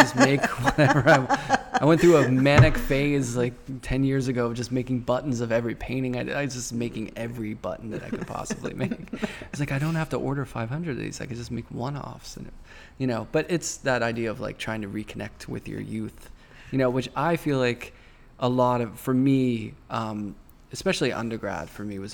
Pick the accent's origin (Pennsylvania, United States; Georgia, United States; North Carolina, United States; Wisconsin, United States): Pennsylvania, United States; Pittsburgh; grew up in Pittsburgh